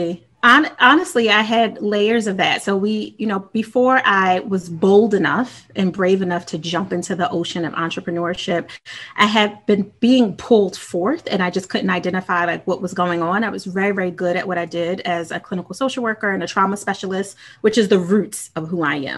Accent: Philadelphia, Pennsylvania, United States; Philly for me, born and raised, I've literally lived in every part

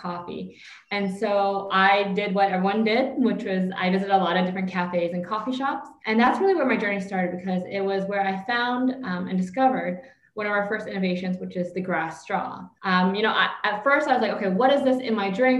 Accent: Canada; moved away as an adult; now in Vietnam; I was born and raised in Canada, kind of lived my entire life there, even had my career there.

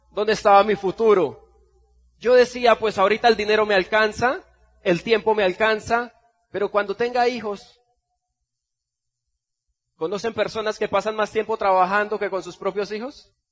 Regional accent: Bucaramanga, Santander, Colombia; vengo desde Bucaramanga, Colombia

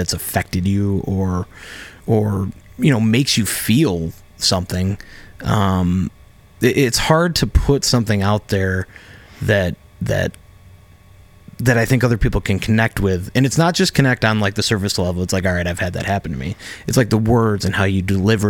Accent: Oswego, New York, United States; now in Rochester, United States; I grew up in Oswego. It's very blue collar

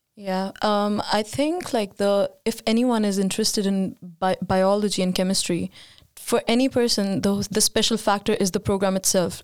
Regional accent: India; now in Sweden; I moved, uh, to Sweden seven years ago, and I'm from India

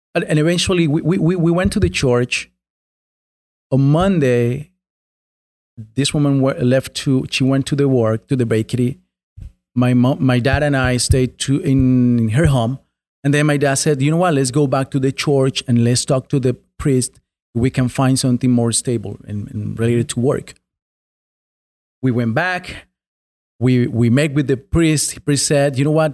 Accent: Colombia; now in United States; I was born and raised in a small town in Colombia

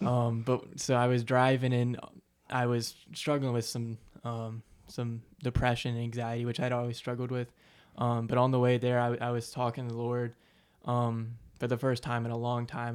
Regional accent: Aiken, South Carolina, United States; I'm from Aiken, South Carolina, born and raised.

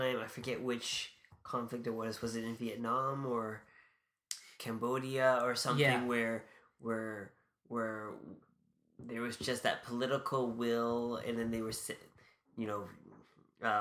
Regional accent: Canada; a Canadian public member

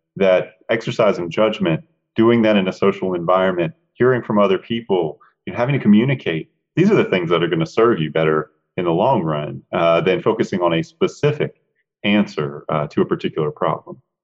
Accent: Charlotte, North Carolina, United States; Charlotte's my hometown

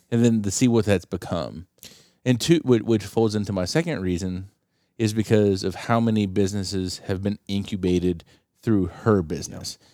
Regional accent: Appalachia, United States; I am from Appalachia.

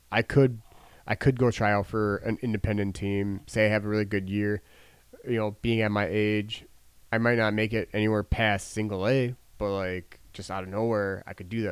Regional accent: Milwaukee, Wisconsin, United States; closest to my hometown

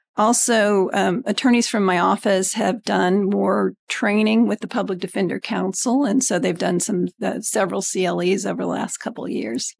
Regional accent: Greenwood, Indiana, United States; also born or lived in California; I was born and raised in Indiana. I grew up in Greenwood

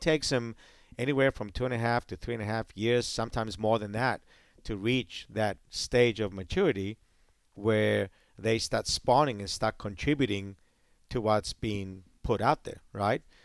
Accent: Greece; also born or lived in Hawaii, United States; now in United States; I'm from the Mediterranean

